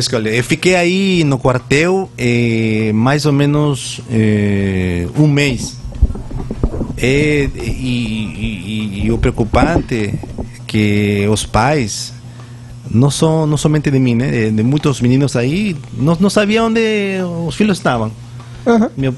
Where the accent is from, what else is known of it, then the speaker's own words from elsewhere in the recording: Peru; Portuguese is a second language; moved away as an adult; now in Vitória de Santo Antão, Brazil; Eu nasci lá no, no Peru, eu tenho atualmente 45 anos eu cresci